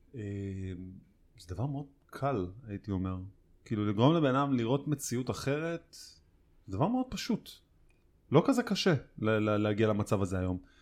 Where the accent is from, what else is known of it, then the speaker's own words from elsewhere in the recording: Tel Aviv, Tel Aviv District, Israel; בתור תל אביבי